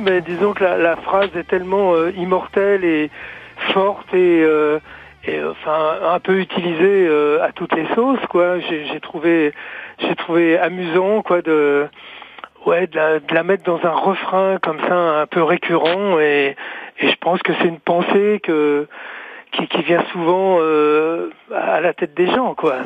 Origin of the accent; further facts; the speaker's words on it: France; chez nous en France